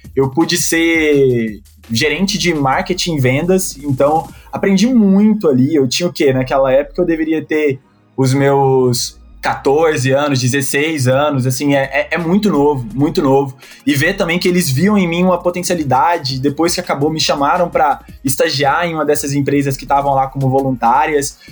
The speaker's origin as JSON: {"language": "Portuguese", "town": "Goiânia", "region": "Goiás", "country": "Brazil", "also_born_or_lived": "Espírito Santo / Minas Gerais", "moved": "as an adult", "said": "Eu sou de Goiânia"}